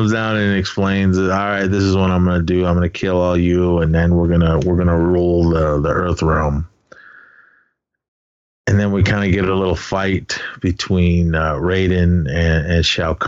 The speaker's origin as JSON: {"language": "English", "region": "Navajo Nation", "country": "United States", "said": "I am Native American. My nation, I represent the Navajo Nation, Dene Ta"}